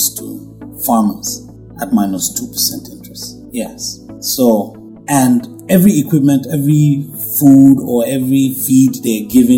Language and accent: English; Nigeria; I'm a Nigerian